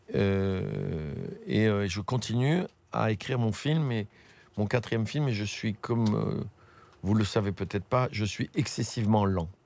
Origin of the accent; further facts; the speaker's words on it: Tunis, Tunis Governorate, Tunisia; moved away; la Tunisie, c'est ma terre natale, c'est chez moi.